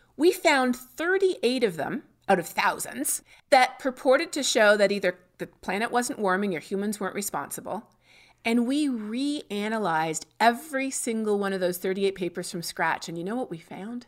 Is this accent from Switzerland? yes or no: no; Canada; moved away as an adult; now in Texas, United States; my home country of Canada